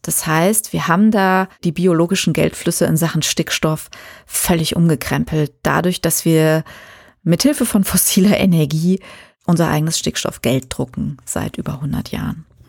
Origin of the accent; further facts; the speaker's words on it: Germany; wir in Deutschland